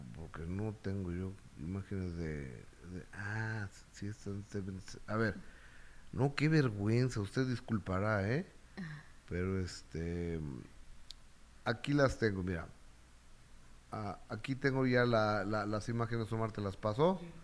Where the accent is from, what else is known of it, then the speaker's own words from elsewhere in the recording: Mexico City, Mexico; El único chilango éramos eh, un amigo del Senado, Franco eh, eh, Francisco Bracamontes, y mi esposa y yo